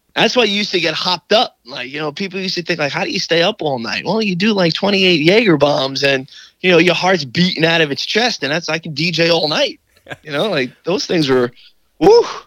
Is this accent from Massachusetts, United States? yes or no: no; New York City, New York, United States; I'm from Staten Island